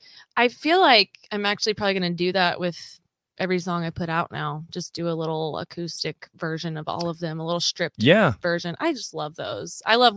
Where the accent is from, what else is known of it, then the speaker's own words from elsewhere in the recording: Southwest Missouri, United States; growing up in Southwest Missouri and they happen all the time here.